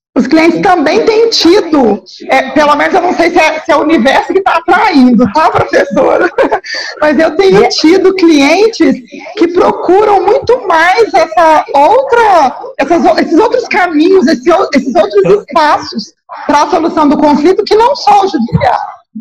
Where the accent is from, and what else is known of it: Minas Gerais, Brazil; accent: mineiro